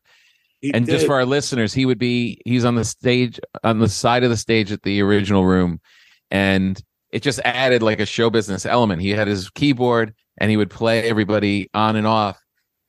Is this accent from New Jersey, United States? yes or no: yes; New Jersey, United States; I grew up in New Jersey